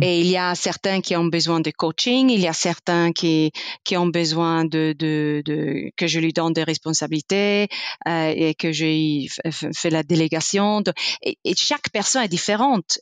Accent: Italy; French is a second language; moved away; je suis italienne, je suis née en sud dans le Dolomite

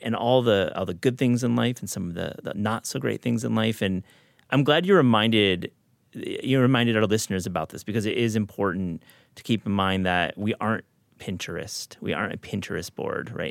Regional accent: Michigan, United States; I grew up in Michigan as well

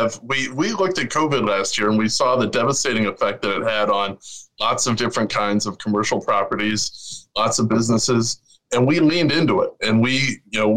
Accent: Chicago, Illinois, United States; I grew up on the South Side, you know, from Kenwood

